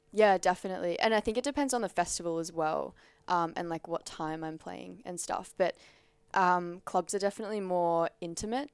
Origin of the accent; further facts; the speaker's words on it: Central Coast, New South Wales, Australia; now in Sydney, Australia; I'm from the Central Coast